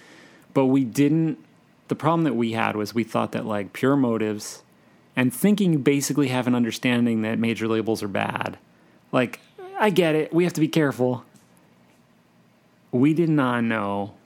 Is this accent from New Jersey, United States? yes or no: yes; New Jersey, United States; I'm from New Jersey